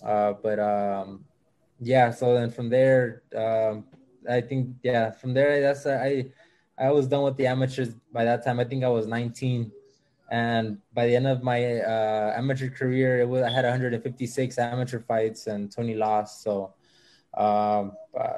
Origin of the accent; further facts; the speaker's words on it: Los Angeles, California, United States; I grew up here in South Central